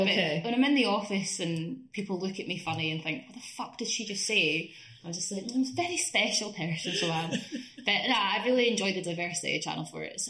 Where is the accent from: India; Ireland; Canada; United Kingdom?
United Kingdom; Scotland; moved away as an adult; now in London, United Kingdom; I'm Scottish